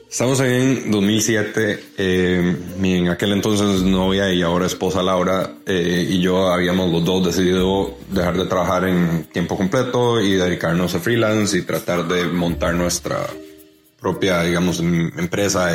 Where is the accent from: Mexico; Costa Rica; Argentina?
Costa Rica; como buenos ticos celebrantes